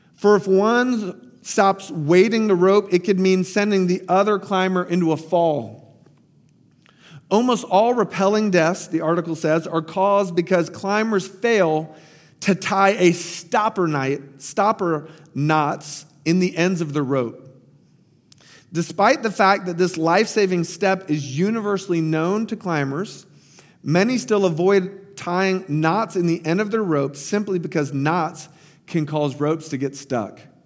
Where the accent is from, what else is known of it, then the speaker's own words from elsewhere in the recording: Tampa, Florida, United States; my hometown, Tampa Bay